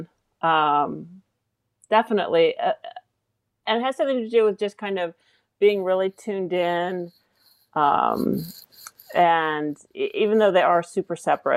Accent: California, United States; I grew up in California, and so I'm kind of just, there's a little bit of a progressive hippie in my DNA

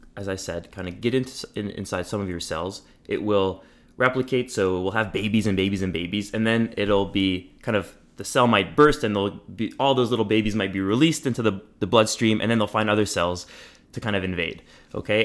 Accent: Montreal, Quebec, Canada; moved away as an adult; now in Toronto, Canada; I grew up in Montreal, uh, in a bilingual setting.

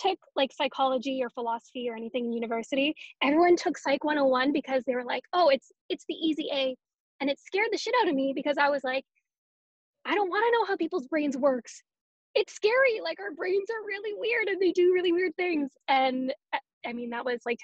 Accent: Canada; also born or lived in Winnipeg, Canada; I am a Canadian.

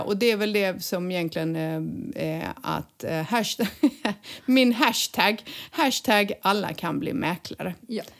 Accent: Sweden; now in Spain; vi svenskar

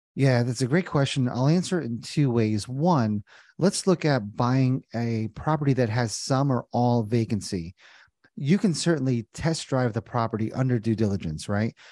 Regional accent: New Jersey, United States; moved away as an adult; also born or lived in Indiana; now in Cincinnati, United States; born and raised in Jersey

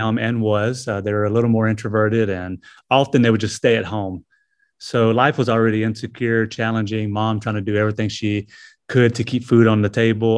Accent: Greenville, South Carolina, United States; also born or lived in Anderson, South Carolina; was, uh, born here in Anderson and, uh, was raised in, uh, Greenville, just a neighboring, uh, city. So, yeah, this is where I was born and raised

